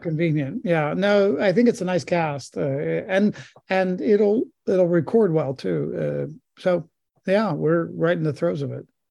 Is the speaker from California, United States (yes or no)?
no; Pittsburgh, Pennsylvania, United States; if you're not a Steelers fan, where I was raised, you get sent out